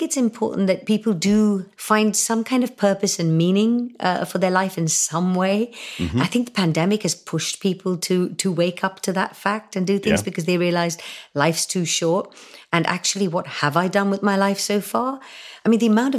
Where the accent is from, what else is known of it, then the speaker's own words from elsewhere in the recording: Hong Kong; moved away as an adult; also born or lived in India; now in United Kingdom; my teenage years growing up in Hong Kong